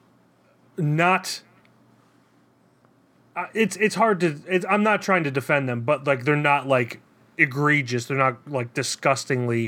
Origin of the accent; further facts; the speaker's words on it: United States; as an American